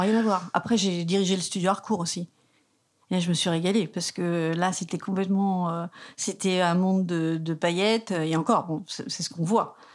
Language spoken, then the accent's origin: French; south of Bastia, eastern plain of Corsica, France; also born or lived in Bergamo region (maternal ancestry); Je suis de la plaine orientale, sous Bastia, la plaine